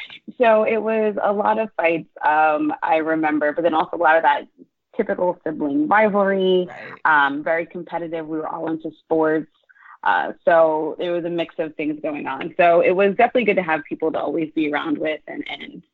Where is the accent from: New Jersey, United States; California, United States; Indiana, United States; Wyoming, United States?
New Jersey, United States; I am a born and raised Jersey girl, very proud to be from New Jersey